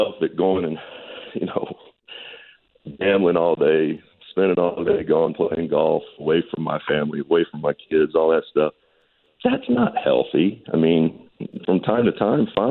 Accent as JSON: {"language": "English", "town": "Owensboro", "region": "Kentucky", "country": "United States", "said": "We're both from Owensboro"}